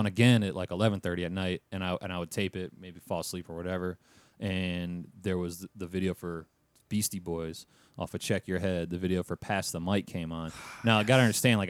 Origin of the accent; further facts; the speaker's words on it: Michigan, United States; now in Florida, United States; I'm from Michigan